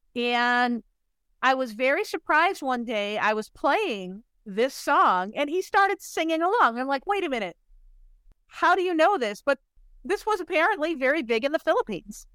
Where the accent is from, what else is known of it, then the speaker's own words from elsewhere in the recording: Chicago suburbs, Illinois, United States; a little white girl growing up in the Chicago suburbs going to a Catholic school